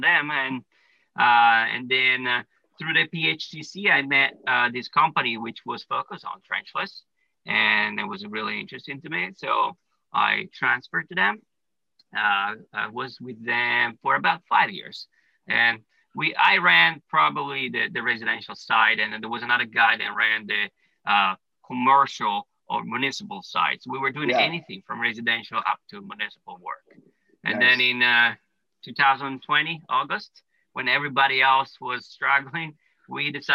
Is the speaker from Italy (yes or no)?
yes; Italy; moved away as an adult; now in United States; I was born and raised in Italy.